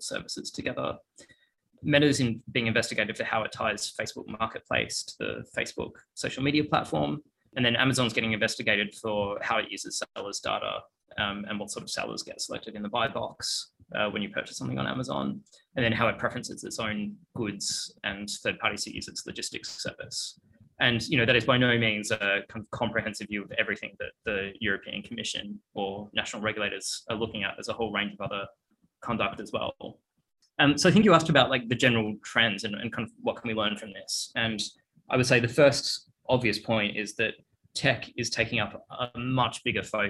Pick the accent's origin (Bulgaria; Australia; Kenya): Australia; moved away as an adult; also born or lived in Melbourne / United States; now in London, United Kingdom; As you can probably hear from my voice, I'm Australian